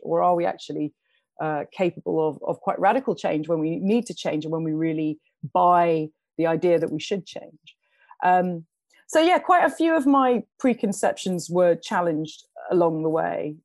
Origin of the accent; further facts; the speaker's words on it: London, United Kingdom; I grew up in London. I was a young woman growing up in London